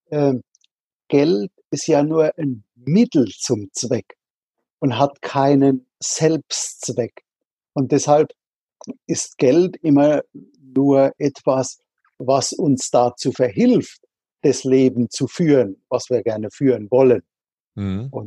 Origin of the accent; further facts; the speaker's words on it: Rhineland-Palatinate, Germany; Also ich bin in der Südpfalz an der Weinstraße aufgewachsen. Also äh, einem Landstrich, was andere gerne als das Paradies bezeichnen